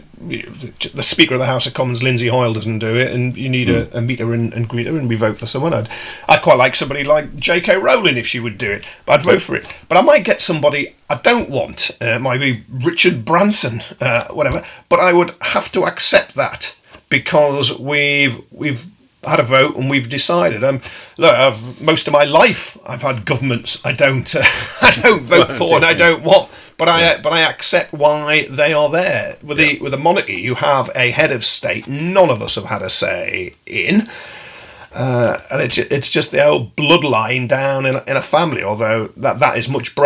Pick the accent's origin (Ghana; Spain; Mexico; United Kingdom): United Kingdom; South Shields, North East England; South Shields, my hometown